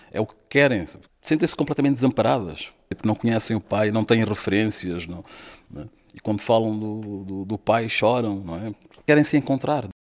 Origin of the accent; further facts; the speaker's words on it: Mozambique; now in Porto, Portugal; sou natural de Moçambique